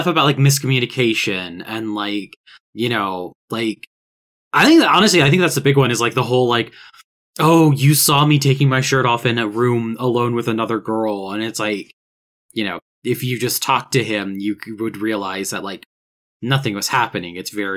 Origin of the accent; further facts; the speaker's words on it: Augusta, Georgia, United States; Augusta, Georgia, right? Which is my hometown.